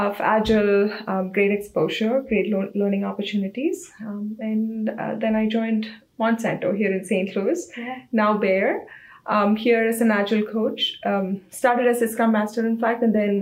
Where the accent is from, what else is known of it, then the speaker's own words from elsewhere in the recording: India; moved away as an adult; now in United States; I'm from India, so I started as a design engineer in a small startup company in India, Reiotech.